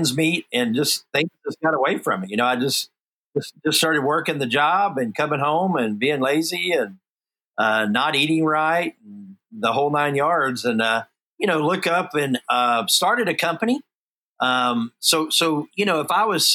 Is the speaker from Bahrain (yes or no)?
no; Houston, Texas, United States; born and raised in Houston, Texas, and that surrounding area pretty much my whole life.